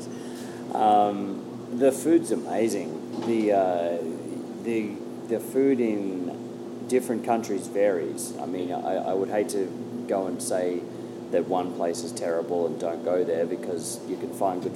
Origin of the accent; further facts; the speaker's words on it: Australia; I'm an Australian comedian